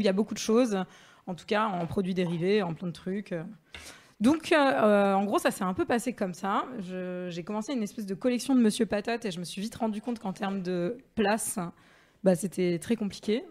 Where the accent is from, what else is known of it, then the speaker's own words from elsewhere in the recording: Marseille, Provence-Alpes-Côte d'Azur, France; moved away; je suis marseillaise